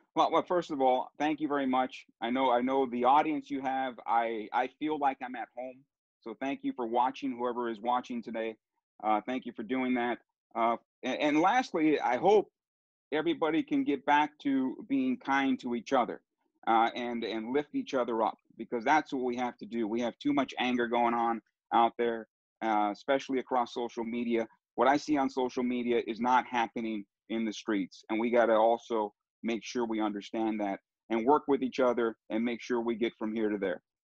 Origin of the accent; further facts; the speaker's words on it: United States; first language Italian; English is a second language; I'm an American. They will they will call me an American no matter what. Even though I speak our version of Sicilian here in the United States